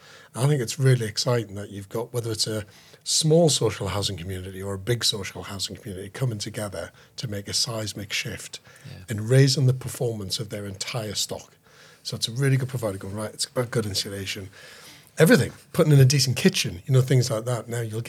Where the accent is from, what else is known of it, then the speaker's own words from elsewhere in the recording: Sunderland, North East England, United Kingdom; I'm from Sunderland, mate.